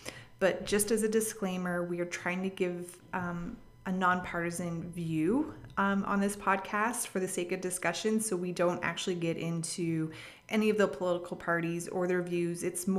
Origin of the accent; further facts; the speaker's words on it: Canada; I'm not American, I am Canadian.